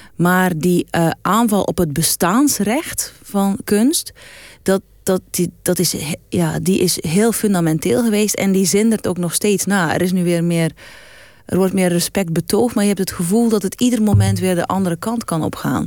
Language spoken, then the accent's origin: Dutch; West Flanders, Belgium; moved away; kom uit West-Vlaanderen. Dan zeggen we altijd je